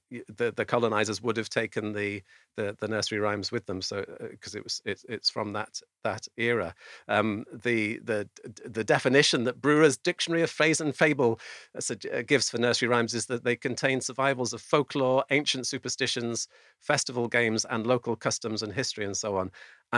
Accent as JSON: {"language": "English", "area": "the Wirral", "region": "North West England", "country": "United Kingdom", "said": "I come from the Wirral, which is, you know, over the water from"}